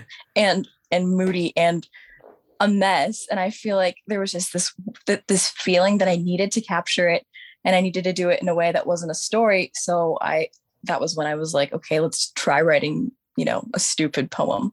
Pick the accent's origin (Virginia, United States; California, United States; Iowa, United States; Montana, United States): Virginia, United States; Virginia, my whole entire life